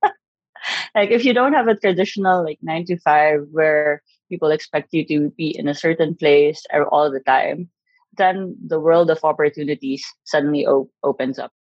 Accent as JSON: {"language": "English", "country": "Philippines", "tie": "born or raised there", "also_born_or_lived": "Tajikistan / United States / Kurdistan Region, Iraq", "moved": "as an adult", "lives_now": "Iraq", "said": "I'm proudly Pinay, born and raised in the Philippines. But now I live in Iraq, in the Kurdistan region."}